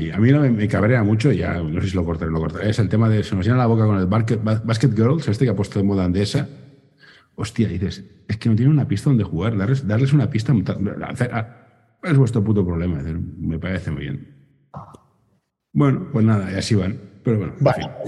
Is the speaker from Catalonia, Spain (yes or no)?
yes; Barcelona, Catalonia, Spain; Sí, yo soy del Carmelo.